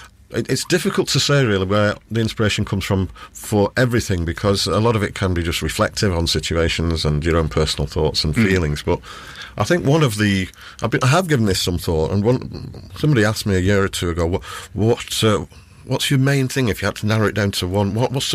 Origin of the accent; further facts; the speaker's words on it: North East England, United Kingdom; accent: Geordie; But I wasn't born there. I was born on Tyneside. I'm a Geordie, really, but the Geordie accent doesn't come out all that often these days.